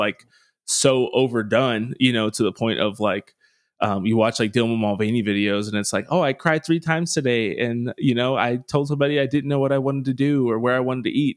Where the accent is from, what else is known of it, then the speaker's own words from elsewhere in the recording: United States; me as an American